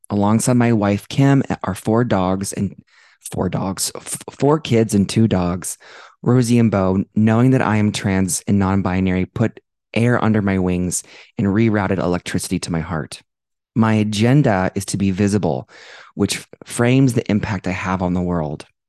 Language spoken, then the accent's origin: English; Dublin, Ohio, United States; now in Denver, United States; growing up in Dublin, Ohio